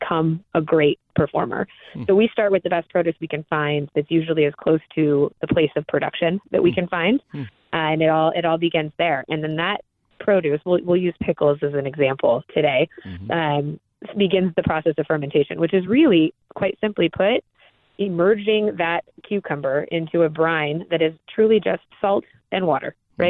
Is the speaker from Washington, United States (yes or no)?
yes; Seattle, Washington, United States; I grew up in Seattle, Washington